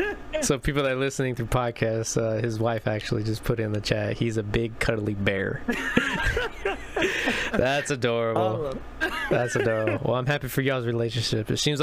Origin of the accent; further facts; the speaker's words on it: Indiana, United States; now in Texas, United States; I'm originally from Indiana.